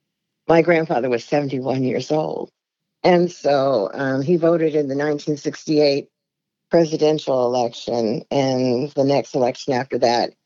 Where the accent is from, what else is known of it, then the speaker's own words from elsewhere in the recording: Everett, Washington, United States; I grew up in Everett, Washington